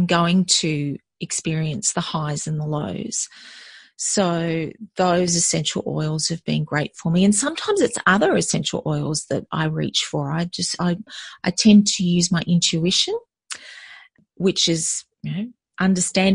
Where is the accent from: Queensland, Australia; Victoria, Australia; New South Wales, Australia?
Victoria, Australia; country; now in Melbourne, Australia; I grew up in country Victoria. So Victoria is one of the states of Australia, for those of you outside of Australia. And my parents were school teachers. And so we moved as a family all over the place